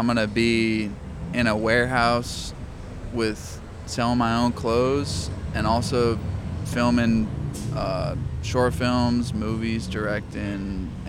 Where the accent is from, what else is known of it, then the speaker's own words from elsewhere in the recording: Philadelphia, Pennsylvania, United States; moved away as an adult; now in Los Angeles, United States; I'm from Philly.